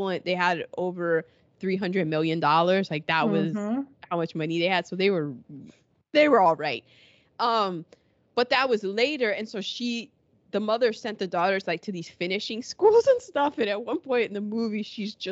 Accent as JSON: {"language": "English", "country": "United Kingdom", "said": "as a Brit."}